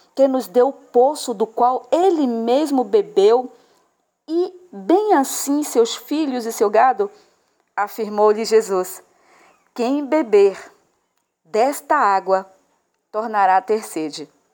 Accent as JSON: {"language": "Portuguese", "town": "Salvador", "region": "Bahia", "country": "Brazil", "said": "eu sou de Salvador, na Bahia"}